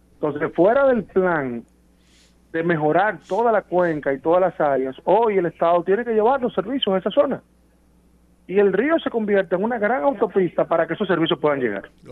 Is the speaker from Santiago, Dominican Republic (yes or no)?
no; Santo Domingo, Distrito Nacional, Dominican Republic; yo soy dominicano y capitaleño